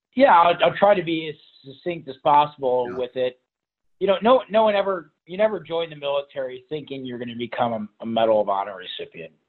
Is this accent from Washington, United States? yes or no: no; Toledo, Ohio, United States; We grew up in Toledo, Ohio, so Northwest Ohio.